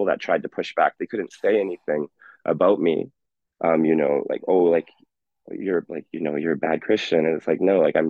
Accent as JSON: {"language": "English", "town": "Bonnyville", "region": "Alberta", "country": "Canada", "tie": "born or raised there", "moved": "yes", "lives_now": "Edmonton, Canada", "said": "I grew up with in Iron River School, 100 students, such a small, tiny farming community"}